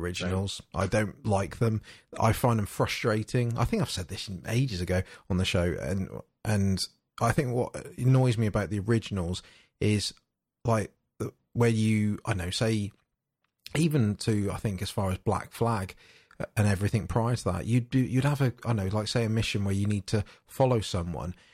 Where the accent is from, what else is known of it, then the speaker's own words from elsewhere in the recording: United Kingdom; being British